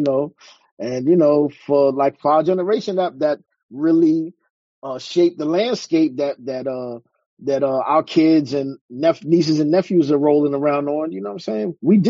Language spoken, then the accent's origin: English; New York City, New York, United States; also born or lived in Lower Manhattan / The Bronx / Queens; now in Mooresville, North Carolina, United States; I'm originally from Harlem, New York City.